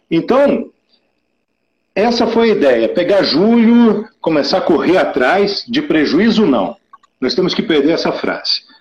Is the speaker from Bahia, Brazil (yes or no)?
no; Curitiba, Paraná, Brazil; Eu sou de Curitiba, a gente é do Sul, eu sou do Sul.